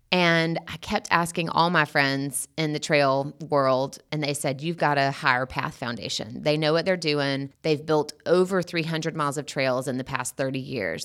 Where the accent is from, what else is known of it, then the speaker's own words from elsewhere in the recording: Sandersville, Georgia, United States; moved away as an adult; also born or lived in Athens, Georgia; when I moved from Athens back home to Sandersville